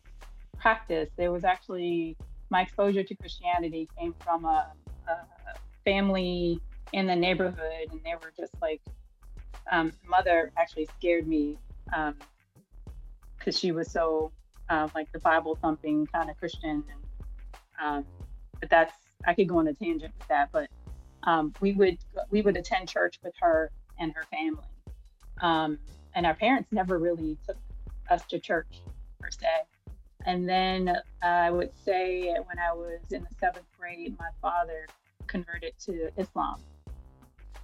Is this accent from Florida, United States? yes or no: no; Maryland, United States; now in Washington, D.C., United States; I was born in Washington, D.C., but I grew up in Maryland in like the D.M.V. area. And I currently live in Washington, D.C., but I grew up in Maryland